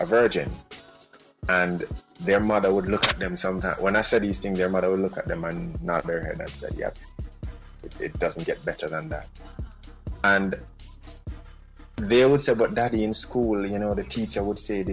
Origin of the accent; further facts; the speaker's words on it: Jamaica; as a Jamaican, in my culture, that was seen as a big deal.